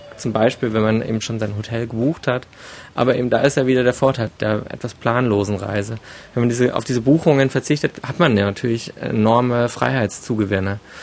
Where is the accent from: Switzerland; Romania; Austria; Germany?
Germany; hier bei uns in Deutschland